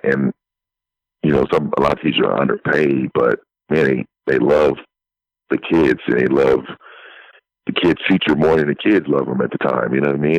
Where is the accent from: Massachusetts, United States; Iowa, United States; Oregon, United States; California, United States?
California, United States; San Francisco; moved away; I'm originally from San Francisco, so I was born and raised there